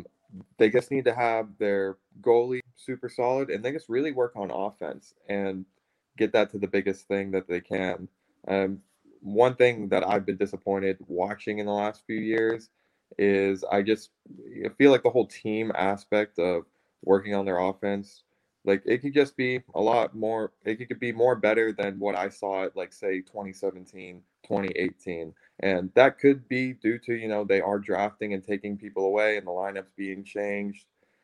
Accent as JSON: {"language": "English", "town": "Pittsburgh", "region": "Pennsylvania", "country": "United States", "said": "you know, we're all from Pittsburgh, so we are, and we watch the games"}